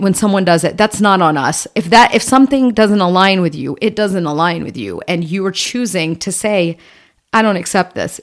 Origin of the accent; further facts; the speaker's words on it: Atlanta, Georgia, United States; Growing up in Atlanta, just south of the city in Georgia, in the Bible Belt